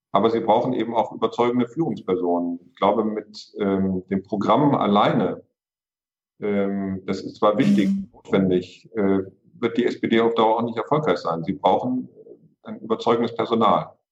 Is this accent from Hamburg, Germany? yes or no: yes; Hamburg, Germany; Das kann ich auch als Hamburger sagen